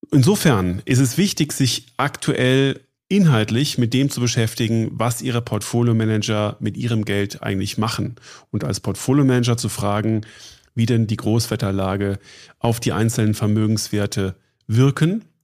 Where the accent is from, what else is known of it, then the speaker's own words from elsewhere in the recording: Munich, Bavaria, Germany; bin ich äh, in München zu Hause und arbeite hier. Ähm, als Münchner kennt man Sie